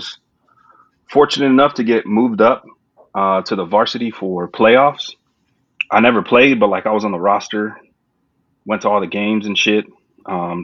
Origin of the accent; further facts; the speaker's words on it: San Antonio, Texas, United States; now in Houston, United States; I'm from San Antonio, Texas, born and raised there.